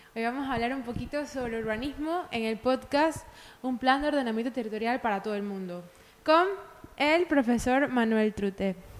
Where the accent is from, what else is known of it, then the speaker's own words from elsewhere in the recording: Panama; todos los panameños somos versátiles